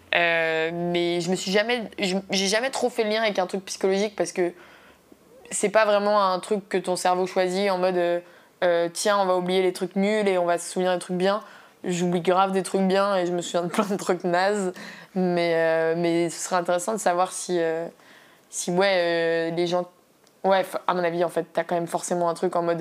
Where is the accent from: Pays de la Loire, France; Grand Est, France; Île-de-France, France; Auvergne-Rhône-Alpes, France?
Île-de-France, France; Paris; je viens de Paris, j'habite à Paris.